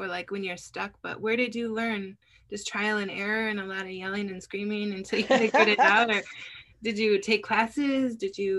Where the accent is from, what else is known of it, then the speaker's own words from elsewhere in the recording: Wisconsin, United States; I'm from Wisconsin